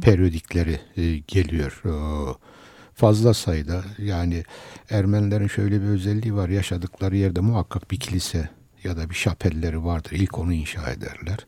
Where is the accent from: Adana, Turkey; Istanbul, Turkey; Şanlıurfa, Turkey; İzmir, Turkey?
Istanbul, Turkey; also born or lived in Kayseri; 1950 ee, Kayseri doğumluyum. Ee, ama Kayseriliğimden eser yok. Çünkü 7 yaşında e, İstanbul'a e, geldim.